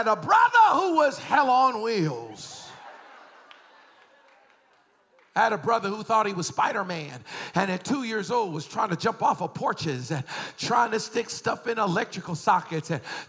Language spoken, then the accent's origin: English; Boston, Massachusetts, United States; I was raised in Boston.